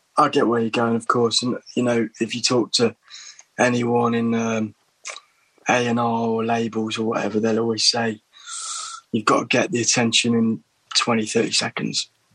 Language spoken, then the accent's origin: English; Little Eaton, East Midlands, United Kingdom; moved away as an adult; also born or lived in Berlin, Germany / London; village in Derbyshire, Little Eaton